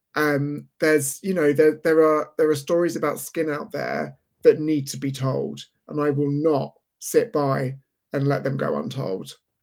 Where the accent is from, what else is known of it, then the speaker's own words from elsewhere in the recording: London, United Kingdom; I was in a similar situation in London, except it was in the mid-eighties, and my father was a chain smoker